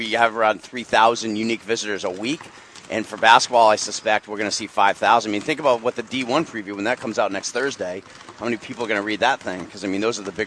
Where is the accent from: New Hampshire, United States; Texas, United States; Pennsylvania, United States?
New Hampshire, United States; Gilford; Guilford, my hometown